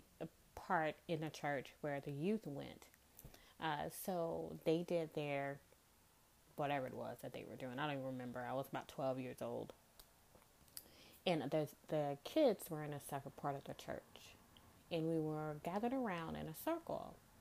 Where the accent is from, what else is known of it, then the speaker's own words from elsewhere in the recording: Goshen, Mississippi, United States; moved away as an adult; now in New Orleans, United States; I'm originally from a small town in Mississippi called Goshen, 20 minutes outside of Biloxi. I always say that I was born and raised in Mississippi